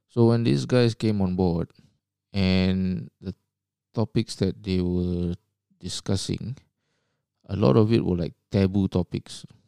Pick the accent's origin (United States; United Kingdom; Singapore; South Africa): Singapore; moved away as an adult; now in Australia; I was born in Singapore. and, uh, grew up there